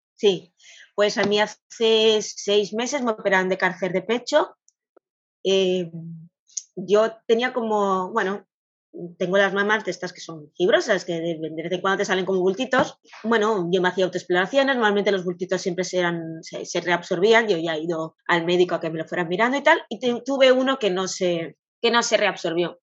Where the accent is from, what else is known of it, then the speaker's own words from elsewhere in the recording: Catalonia, Spain; soy de Cataluña